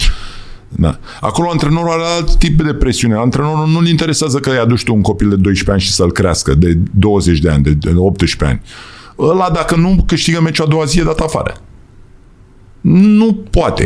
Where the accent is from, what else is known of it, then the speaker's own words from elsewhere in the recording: Romania; also born or lived in United States; Suntem români